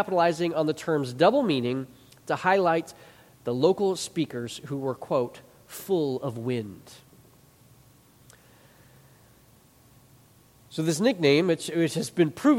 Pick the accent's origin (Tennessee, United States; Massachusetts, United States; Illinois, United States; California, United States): Illinois, United States; Chicago; I grew up in the Chicago area